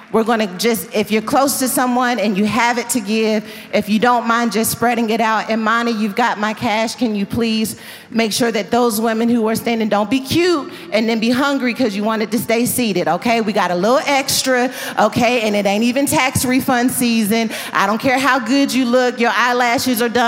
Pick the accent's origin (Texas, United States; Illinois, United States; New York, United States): Texas, United States; Dallas; Dallas. This is my hometown